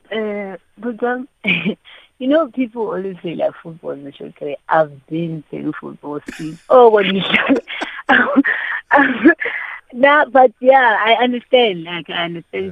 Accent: East London, Eastern Cape, South Africa; we grew up in Eastern Cape

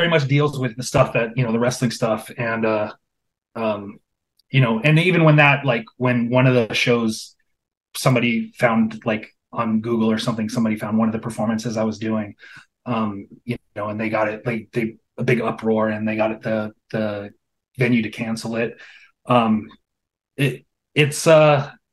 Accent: Los Angeles, California, United States; also born or lived in Pasadena / West Hollywood / North Hollywood / Anaheim; Born and raised Los Angeles.

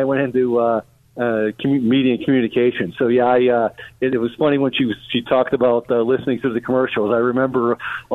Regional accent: Pittsburgh, Pennsylvania, United States; I'm from Pittsburgh.

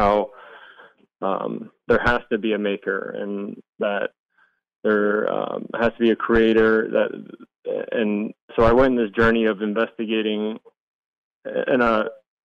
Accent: Maryland, United States; I grew up in Maryland

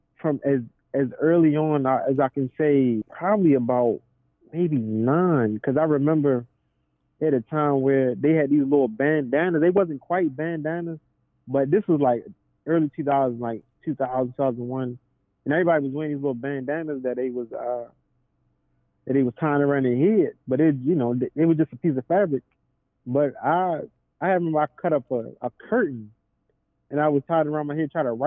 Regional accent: Baltimore, Maryland, United States; From Baltimore, Maryland, west side to be exact

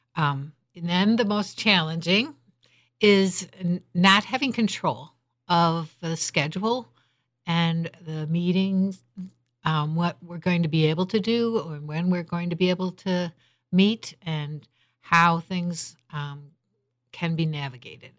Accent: Holland, Michigan, United States

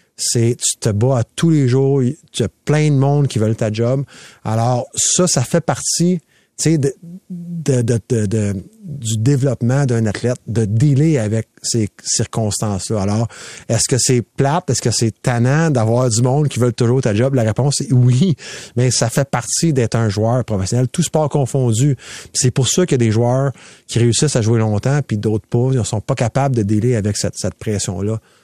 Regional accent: Quebec, Canada; je suis un Québécois

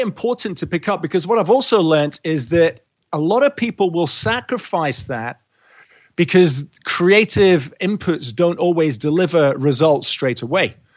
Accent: Scotland, United Kingdom; moved away as an adult; also born or lived in England / Edinburgh / Europe; now in Australia; I was born in England, raised in Scotland, fermented in Europe and through several round world trips living out of cases. And then Australia has been home for almost two decades.

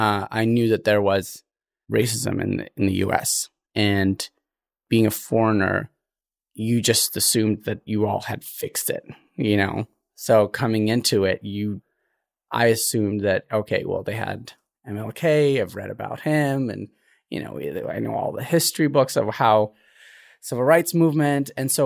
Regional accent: Eritrea; also born or lived in Ethiopia; So to clarify, I was born in Ethiopia, but I'm Eritrean in every sense.

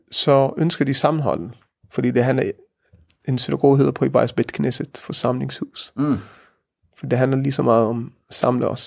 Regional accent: Denmark; Vi har til fælles, at vi er danskere og vi er jøder.

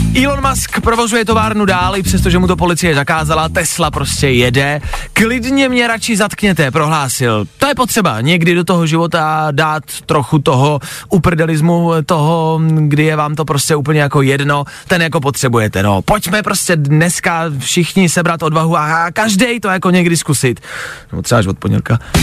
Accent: Czechia

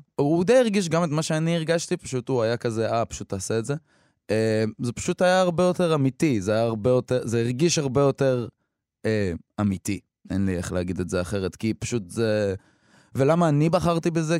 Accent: Beit Jann, Northern District, Israel; born or raised there; first language Hebrew; also born or lived in Eilat / Samar

